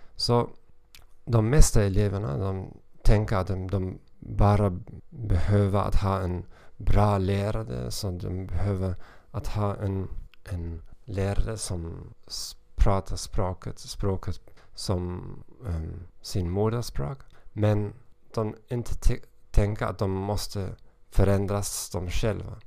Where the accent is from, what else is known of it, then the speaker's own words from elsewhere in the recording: Hamburg, Germany; Swedish is a second language; moved away as an adult; now in Moldova; Jag kommer från Hamburg, Tyskland